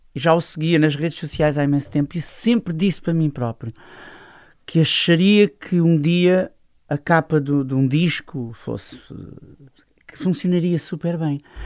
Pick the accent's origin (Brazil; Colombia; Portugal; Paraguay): Portugal; Loulé, Algarve; moved away as an adult; also born or lived in Setúbal; Lolé, é minha terra, a minha terra onde eu cresci, onde eu nasci